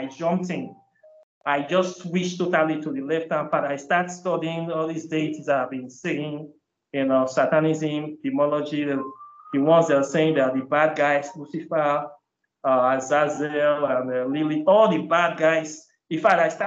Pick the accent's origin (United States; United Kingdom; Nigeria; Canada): Nigeria; moved away as an adult; All my life, I grew up in Nigeria. I was up to 31 years